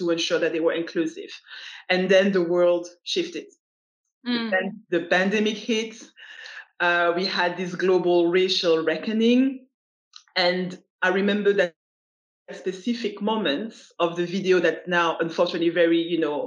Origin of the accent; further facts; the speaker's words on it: Belgium; moved away as an adult; also born or lived in United States / United Kingdom; I was born in Belgium, grew up in Belgium, but I traveled all across the globe. I lived in the US, I lived in the UK